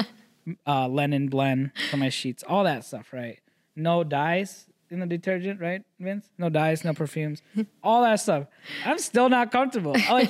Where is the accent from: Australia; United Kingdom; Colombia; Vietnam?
Vietnam; born there; Like I'm one generation, like I was born in Vietnam.